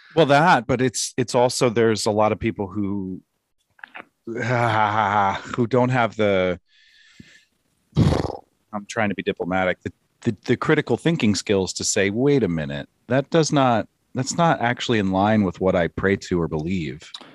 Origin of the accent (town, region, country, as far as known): United States